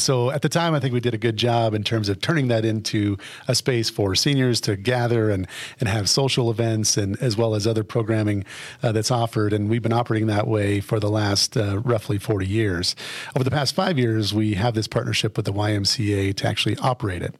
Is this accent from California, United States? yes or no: no; Fremont County, Colorado, United States; moved away as an adult; I'm a native of Colorado. I grew up in Fremont County.